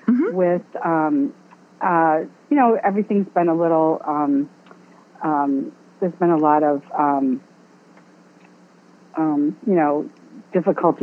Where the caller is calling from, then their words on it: Chicago, Illinois, United States; I'm calling you from Chicago. The Chicagoland area